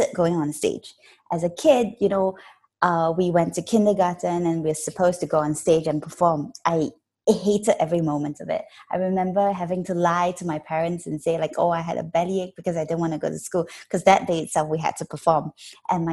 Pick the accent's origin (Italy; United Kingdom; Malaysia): Malaysia; I am Malaysian. I'm a Malaysian actress